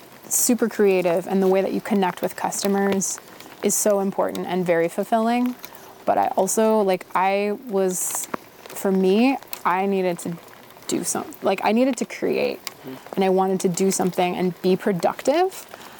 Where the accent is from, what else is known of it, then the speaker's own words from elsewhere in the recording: Midwest, United States; I come from the Midwest, like, I want to work hard, and I don't want to be bad at a job